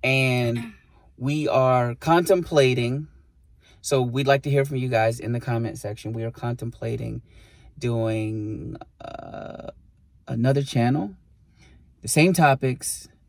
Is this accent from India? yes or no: no; Puerto Rico; born there; also born or lived in Bronx, New York; And although I was born in Puerto Rico, I wasn't fully educated there.